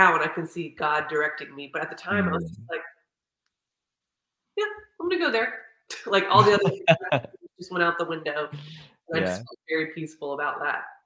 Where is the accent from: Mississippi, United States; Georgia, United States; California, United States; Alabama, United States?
Georgia, United States; Marietta; moved away as an adult; now in Australia; growing up in Marietta, my family, we didn't go to church until I was like 10 years old